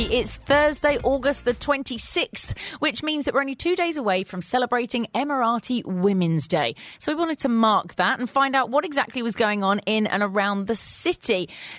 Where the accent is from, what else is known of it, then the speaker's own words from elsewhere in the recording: England, United Kingdom; moved away; you can hear that I'm English